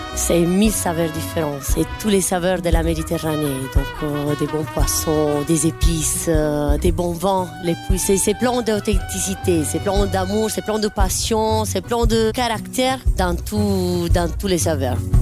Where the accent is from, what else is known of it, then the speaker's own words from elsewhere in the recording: Apulia, Italy; now in Brussels, Belgium; On vient du sud d'Italie, de la région des Pouilles une belle région près de la mer